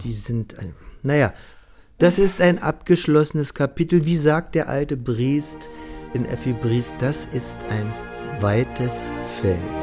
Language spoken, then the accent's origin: German; Berlin, Germany; moved away; also born or lived in Vienna; Ich als Berliner